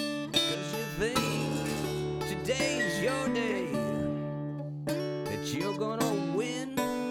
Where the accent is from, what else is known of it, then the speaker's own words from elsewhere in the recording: Louisiana, United States; I'm from Louisiana. My mama's from Louisiana. A lot of people from Louisiana.